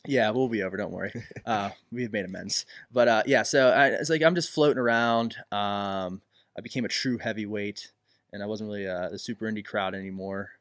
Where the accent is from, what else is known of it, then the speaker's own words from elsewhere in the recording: Elizabeth, Pennsylvania, United States; also born or lived in Dayton; I am from Elizabeth